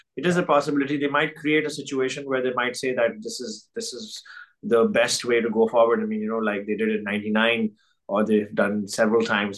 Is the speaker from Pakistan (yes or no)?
yes; Pakistan; moved away as an adult; now in France; it's my home country. It's where I grew up.